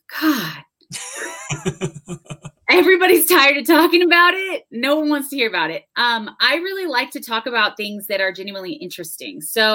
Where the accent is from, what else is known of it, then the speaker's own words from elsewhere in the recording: Houston, Texas, United States; moved away as an adult; also born or lived in Austin, Texas; now in Denver, United States; I grew up in Houston and then I lived in Austin for a while, and then now I've moved to Denver from Austin.